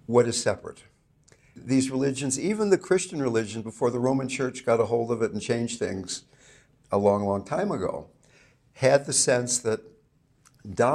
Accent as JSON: {"language": "English", "town": "Fairfax", "region": "California", "country": "United States", "said": "I not only come from California, I come from Marin County, okay? And I not only come from Marin County, I come from Fairfax, California"}